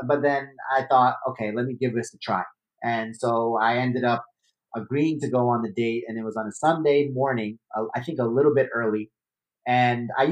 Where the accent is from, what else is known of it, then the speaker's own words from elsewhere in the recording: New York City, New York, United States; I was born and raised in Brooklyn